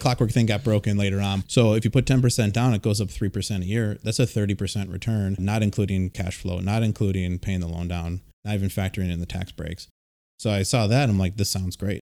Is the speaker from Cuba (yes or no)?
no; Milwaukee, Wisconsin, United States; I'm from the Milwaukee area